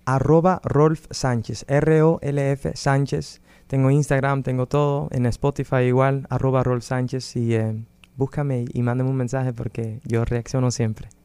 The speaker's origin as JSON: {"language": "Spanish", "country": "Netherlands", "tie": "born or raised there", "also_born_or_lived": "Miami, United States", "said": "yo nací en Holanda, me crecí en Holanda, pero mi mamá es dominicana"}